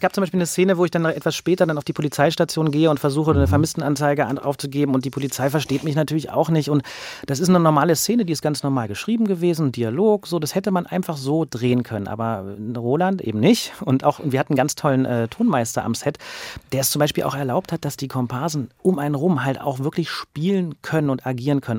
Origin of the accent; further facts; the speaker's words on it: Berlin, Germany; ich bin ja selber Berliner und ich kenne das seit meiner Kindheit